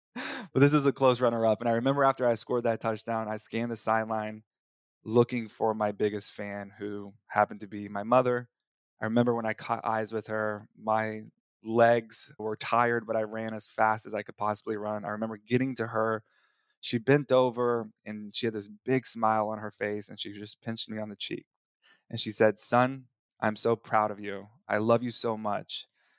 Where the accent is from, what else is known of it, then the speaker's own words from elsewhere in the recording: Texas, United States; I remember when I was 7 years old, growing up in Texas, I was playing in the community all-star flag football championship.